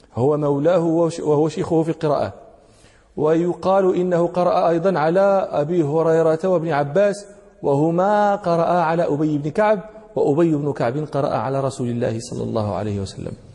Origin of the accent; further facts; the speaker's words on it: Morocco; هنا عندنا في المغرب